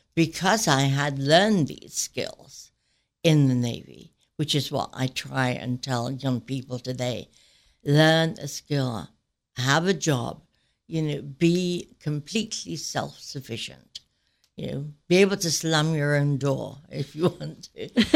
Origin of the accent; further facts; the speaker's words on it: Sheffield, Yorkshire and the Humber, United Kingdom; moved away as an adult; now in United States; I grew up in Sheffield, England, and to very humble beginnings